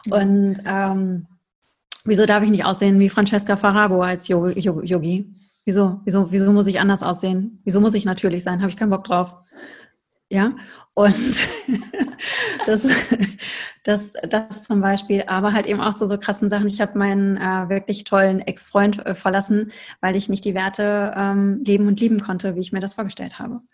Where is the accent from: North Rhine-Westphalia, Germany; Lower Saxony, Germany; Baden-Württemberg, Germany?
North Rhine-Westphalia, Germany; ich komme aus dem Ruhrpott, ich möchte mal Ananda Shakti sagen.